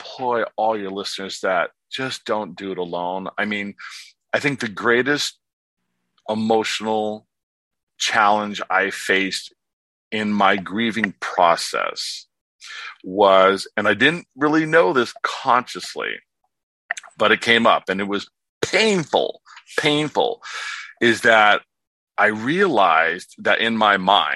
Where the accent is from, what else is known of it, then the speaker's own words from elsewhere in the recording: Warren, Pennsylvania, United States; moved away as an adult; also born or lived in California; now in Palm Springs, United States; I was born in Pennsylvania, raised in California, but my father was a alcoholic